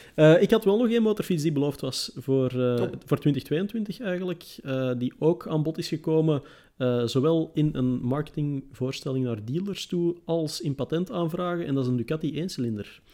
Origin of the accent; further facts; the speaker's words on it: Antwerp, Flanders, Belgium; ik ben van Antwerpen